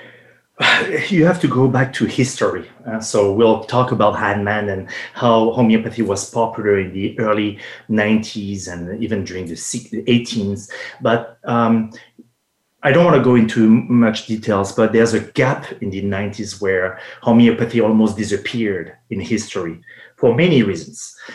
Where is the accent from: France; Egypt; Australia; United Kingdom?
France; accent: French; English is a second language; moved away as an adult; also born or lived in Los Angeles, United States / Quebec, Canada; now in Canada; I was born and raised in France